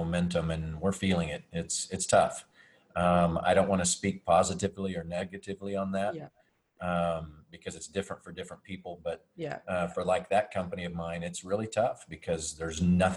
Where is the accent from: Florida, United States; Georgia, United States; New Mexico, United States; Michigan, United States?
New Mexico, United States; Roswell; also born or lived in Dallas, Texas; I grew up in New Mexico at the world famous Roswell.